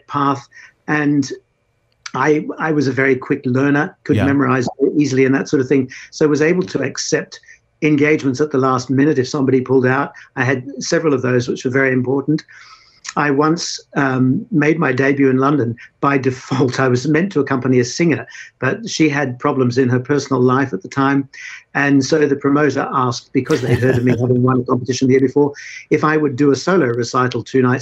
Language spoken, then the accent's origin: English; Brisbane, Queensland, Australia; I grew up in Brisbane in Australia